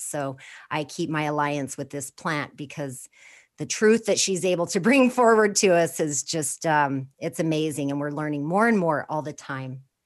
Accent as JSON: {"language": "English", "region": "Four Corners area of New Mexico", "country": "United States", "tie": "born or raised there", "said": "I was born and raised in the Four Corners area of New Mexico, right on the Navajo Reservation"}